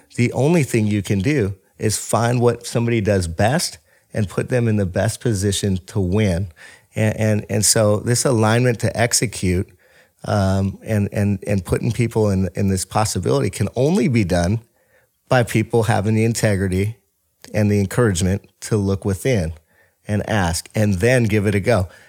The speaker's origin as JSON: {"language": "English", "town": "Bothell", "region": "Washington", "country": "United States", "tie": "born or raised there", "said": "I was born and raised in Bothell, Washington"}